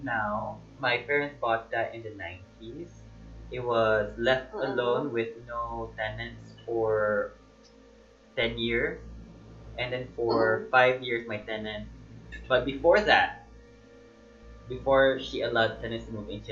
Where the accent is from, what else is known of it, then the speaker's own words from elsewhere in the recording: Malaysia; Before I was born in Malaysia, my mom and dad used to live in this old bungalow.